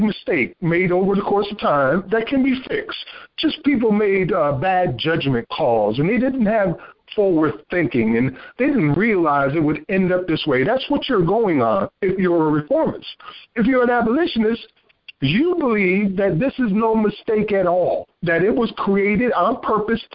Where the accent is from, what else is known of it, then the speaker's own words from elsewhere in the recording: Paterson, New Jersey, United States; now in South Carolina, United States; as a native of New Jersey, born and raised in Paterson, New Jersey